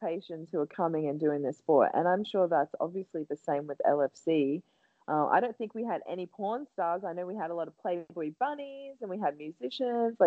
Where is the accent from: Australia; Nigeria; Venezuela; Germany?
Australia; Gladstone, Queensland; my hometown, Gladstone, Central Queensland, in Australia